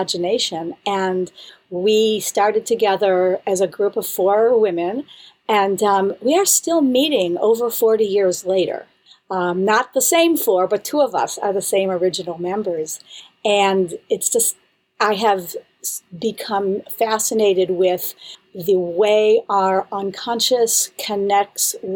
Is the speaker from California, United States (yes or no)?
no; Buffalo, New York, United States; moved away as an adult; also born or lived in Israel; now in Boston, United States; I'm from Buffalo, New York, originally.